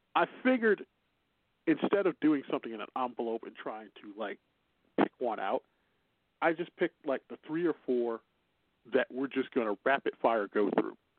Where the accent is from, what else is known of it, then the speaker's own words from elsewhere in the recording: Chicago, Illinois, United States; accent: Chicago; My Chicago accent will say February at times